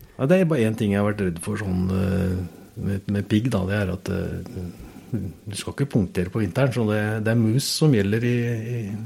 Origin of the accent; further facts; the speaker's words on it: Oslo, Norway; Jeg vokste jo opp i Oslo